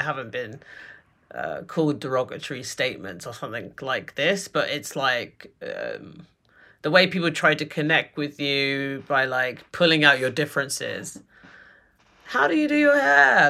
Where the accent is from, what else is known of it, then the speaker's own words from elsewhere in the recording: London, United Kingdom; accent: British; moved away as an adult; now in New York, United States; growing up in London